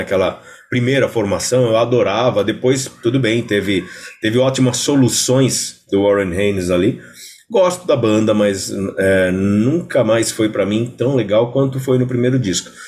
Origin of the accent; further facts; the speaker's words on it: São Paulo, Brazil; also born or lived in Belenzinho, São Paulo; Eu sou, eu sou, nascido e criado na Moca